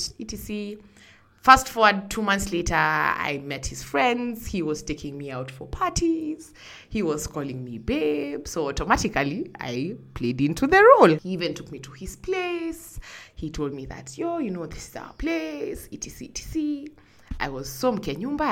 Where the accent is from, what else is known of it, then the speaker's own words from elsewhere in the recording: Kenya; I'm from Kenya